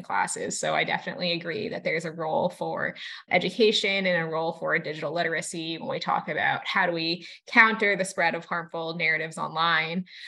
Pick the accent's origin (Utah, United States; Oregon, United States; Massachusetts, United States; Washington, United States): Massachusetts, United States; growing up in Massachusetts